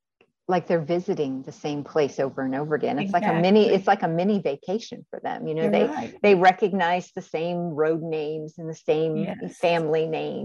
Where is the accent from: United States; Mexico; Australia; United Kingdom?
United States; Northwestern Pennsylvania; I grew up in Amish country up there.